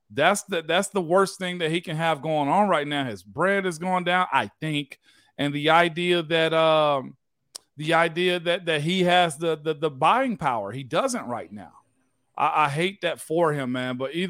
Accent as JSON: {"language": "English", "region": "Tennessee", "country": "United States", "said": "To be drafted by a team, I'm from Tennessee."}